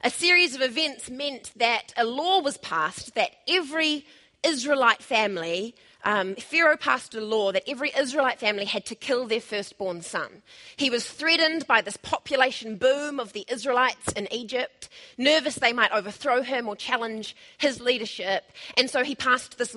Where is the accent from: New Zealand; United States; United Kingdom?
New Zealand; Tauranga, Bay of Plenty; now in Wellington, New Zealand; I'm originally from Tauranga